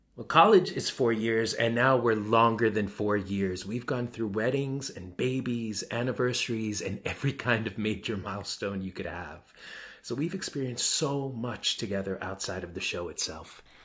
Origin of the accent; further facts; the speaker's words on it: New York, United States; I'm a New Yorker